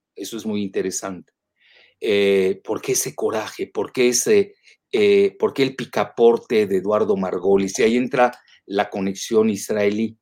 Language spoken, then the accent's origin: Spanish; Yucatán, Mexico; los chantajes a los que somos adictos los yucatecos